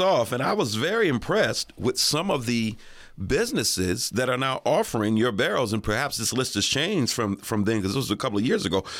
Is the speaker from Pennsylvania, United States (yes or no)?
yes; Erie, Pennsylvania, United States; also born or lived in Atlanta; I lived in Atlanta for about eleven years, but I'm born and raised in Erie